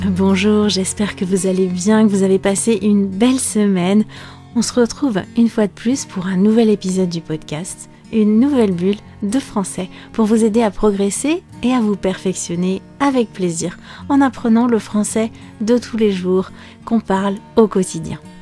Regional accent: France

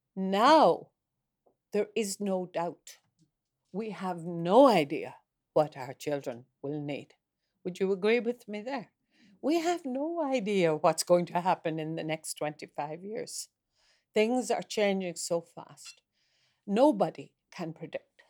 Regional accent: Ireland; moved away as an adult; now in Norway; I, I am from Ireland

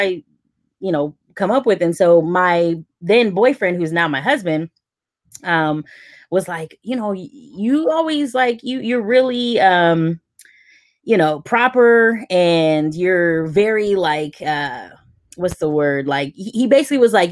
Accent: San Francisco, California, United States; I grew up primarily in San Francisco

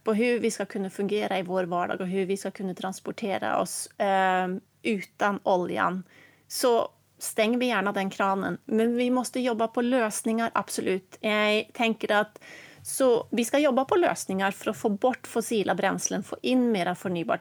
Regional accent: Norway; eftersom jag är norsk och bor i Norge för tillfället

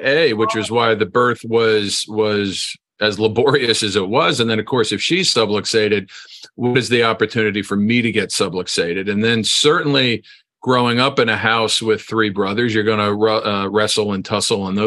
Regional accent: New Jersey, United States; I grew up in New Jersey.

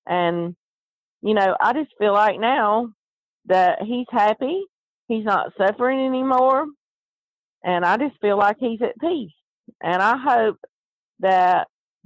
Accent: the South, United States; accent: Southern; I'm from the South, and I talk Southern

